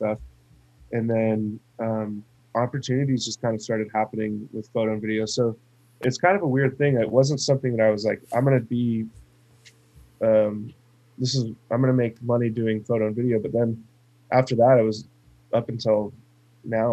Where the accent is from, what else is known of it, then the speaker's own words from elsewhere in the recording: Arizona, United States; moved away as an adult; I grew up born and raised in Arizona, and lived there my whole life, literally up until about a month ago